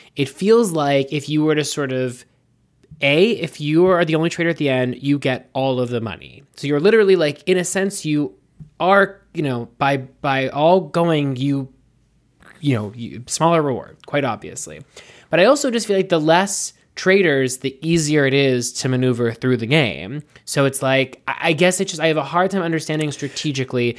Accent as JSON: {"language": "English", "country": "United States", "said": "I'm an American."}